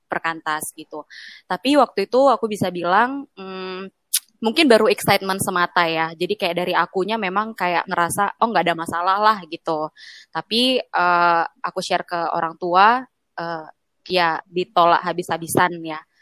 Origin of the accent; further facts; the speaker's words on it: Medan, North Sumatra, Indonesia; Aku kan dari Medan.